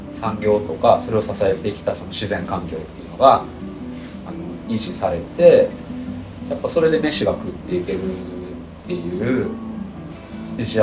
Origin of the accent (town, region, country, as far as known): Tokushima, Japan; born or raised there